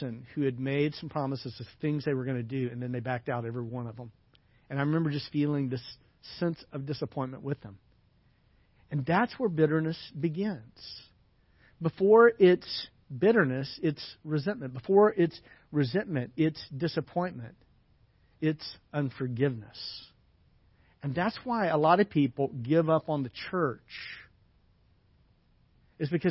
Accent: the South, United States; moved away; I grew up in the South

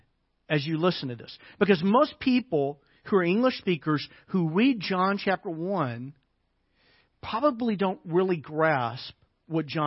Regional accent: United States; I'm an American.

